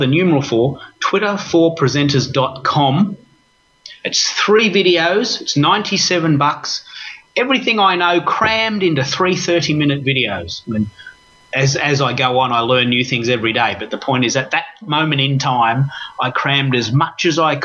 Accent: Australia; I'm an Aussie

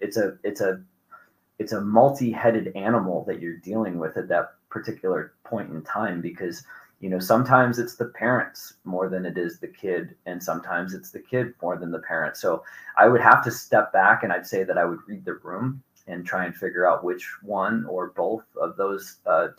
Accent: New York, United States; also born or lived in New Hampshire; now in Missoula, United States; I'm a New Yorker

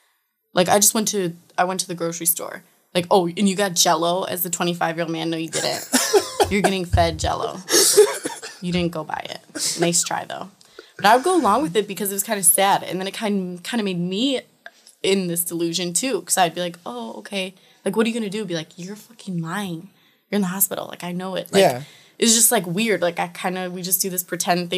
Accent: Chicago, Illinois, United States; We're both from Chicago

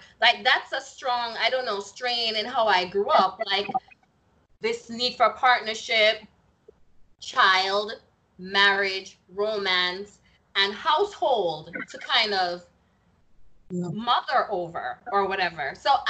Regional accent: Jamaica; moved away; it was very woman-centric, to me, growing up in Jamaica.

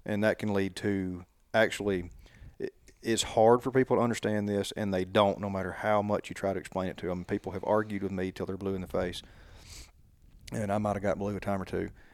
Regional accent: Sipsey Swamp, near Tuscaloosa, Alabama, United States; I grew up hunting in the Sipsy Swamp between here and Tuscaloosa

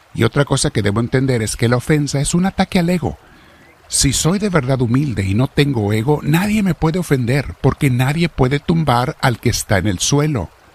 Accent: Mexico; Los que somos mexicanos

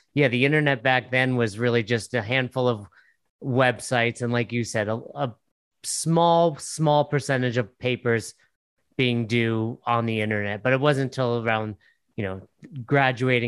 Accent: Northeast, United States; I'm from the Northeast

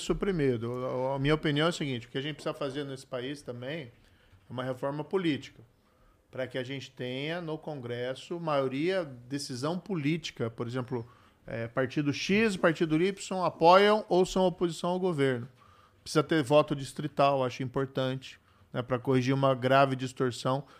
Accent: Paraná, Brazil; o, estado onde eu nasci

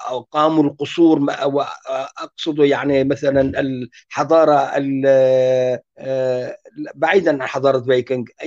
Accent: Syria; انا انطلق من نفسي يعني كوني كردي من اكراد سوريا

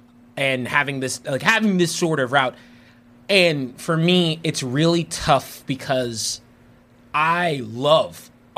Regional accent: Dominican Republic; I was like, I'm from the Dominican Republic, baby. Hispanic.

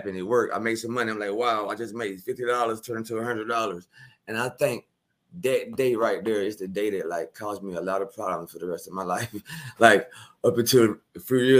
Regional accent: Milledgeville, Georgia, United States; also born or lived in Augusta, Georgia; I was born in Augusta, Georgia, 1983. My mom and dad moved to Milledgeville

